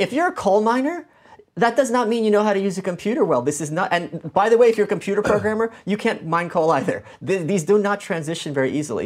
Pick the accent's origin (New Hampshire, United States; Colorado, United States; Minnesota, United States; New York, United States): New York, United States; New York City; also born or lived in Ukraine; I'm from Brooklyn. I'm an immigrant